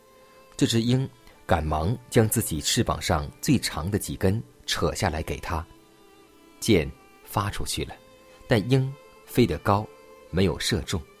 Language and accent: Chinese; China; 就像我们中国人有句古语说：“搬起石头砸自己的脚。”